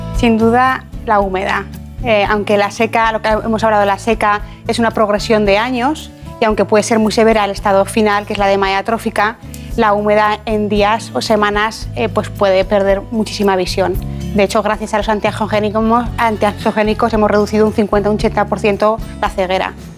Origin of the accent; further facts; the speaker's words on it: Ejea de los Caballeros, Aragon, Spain; also born or lived in Zaragoza; yo nací en Zaragoza, pero soy de un pueblo que se llama Ejea de los Caballeros